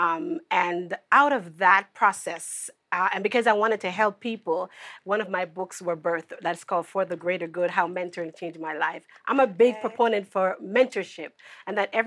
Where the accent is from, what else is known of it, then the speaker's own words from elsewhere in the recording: Jamaica; I grew up in Jamaica.